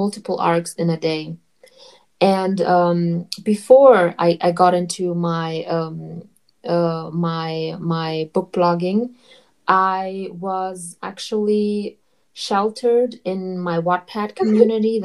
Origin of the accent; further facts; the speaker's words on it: Germany; I'm from Germany